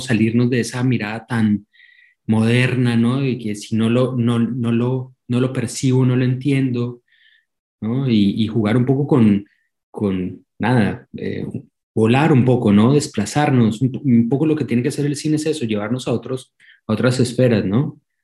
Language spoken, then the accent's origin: Spanish; Colombia; moved away as an adult; now in Argentina; más que sentirme colombiano, sentirme, siempre lo digo, más que sentirme, porque ya llevo 16 años viviendo en la Argentina y, siento la argentinidad, al, al, margen de que no ha cambiado, digamos, mi acento